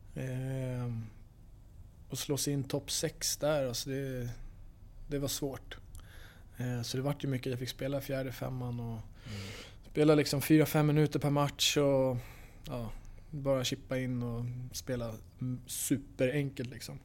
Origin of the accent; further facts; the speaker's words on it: Stockholm, Stockholm County, Sweden; also born or lived in Los Angeles, United States / Manchester, United Kingdom; now in Skellefteå, Sweden; jag är från Stockholm